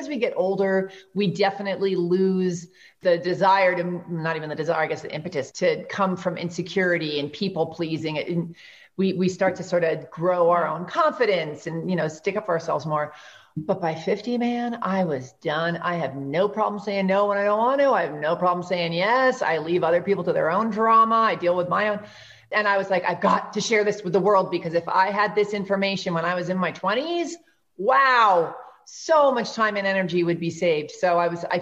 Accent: New York, United States; I'm from New York

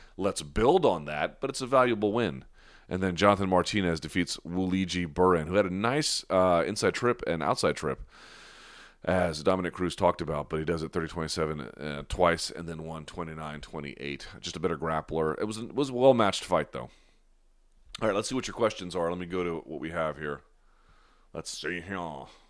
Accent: New Delhi, Delhi, India; I was born in India. I was born in New Delhi.

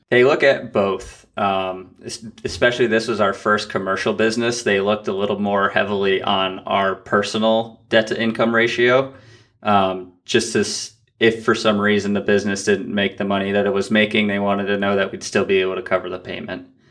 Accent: Vermont, United States; we had inherited a house that we grew up in in Vermont

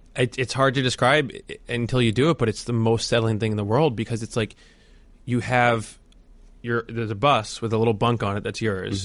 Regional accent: New Jersey, United States; I'm from New Jersey

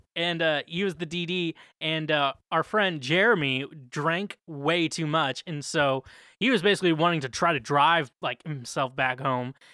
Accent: Midwest, United States; I'm from the Midwest

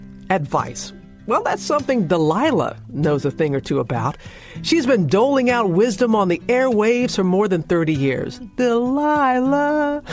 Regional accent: United States; Katrina blowing away my hometown

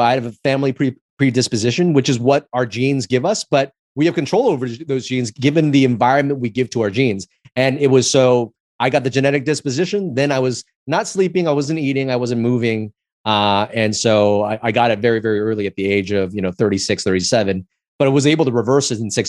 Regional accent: Los Angeles, California, United States; I grew up in Chinatown, LA, and I auditioned for the movie.

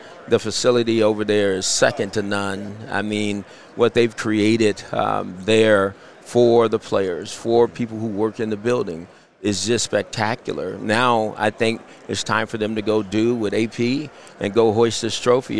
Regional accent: California, United States; because we're from Southern California. It's what we knew.

